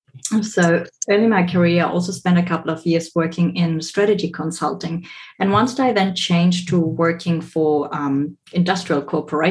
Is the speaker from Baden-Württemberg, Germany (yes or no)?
yes; Stuttgart, Baden-Württemberg, Germany; moved away as an adult; also born or lived in Bolivia / Southeast Asia / Australia; I was born in Bolivia, raised in Germany, but then later on moved to work in Southeast Asia and Australia.